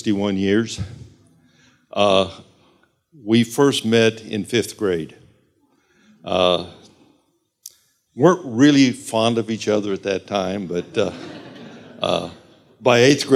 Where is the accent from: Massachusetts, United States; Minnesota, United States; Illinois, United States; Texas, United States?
Illinois, United States; Moline; also born or lived in Chicago, Illinois; I was raised in Moline, born in Moline, Illinois